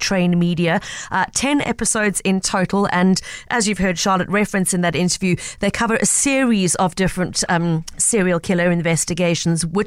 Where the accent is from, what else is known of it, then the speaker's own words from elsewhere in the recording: South Africa; as a South African